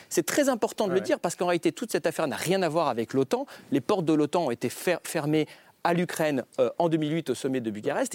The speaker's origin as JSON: {"language": "French", "country": "France", "said": "en tant que Français"}